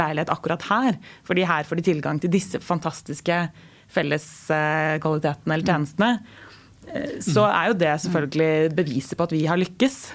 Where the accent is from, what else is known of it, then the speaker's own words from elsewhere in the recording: Norway; vi nordmenn